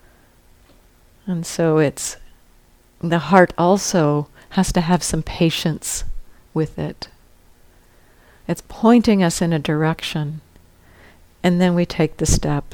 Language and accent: English; United States; growing up in the United States